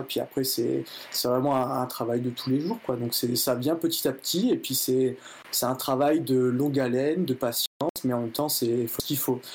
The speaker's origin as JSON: {"language": "French", "area": "Nord-Pas-de-Calais", "region": "Hauts-de-France", "country": "France", "said": "je suis originaire du Nord-Pas-de-Calais"}